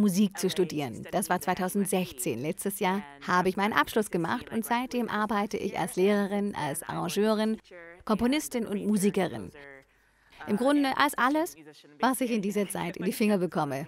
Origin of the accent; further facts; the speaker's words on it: Omaha, Nebraska, United States; moved away as an adult; now in Los Angeles, United States; Ich komme aus Omaha in Nebraska.